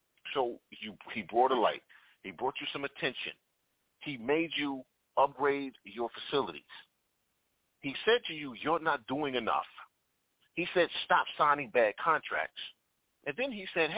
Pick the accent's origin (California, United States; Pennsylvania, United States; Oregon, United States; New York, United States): New York, United States; moved away as an adult; also born or lived in Tennessee; growing up in New York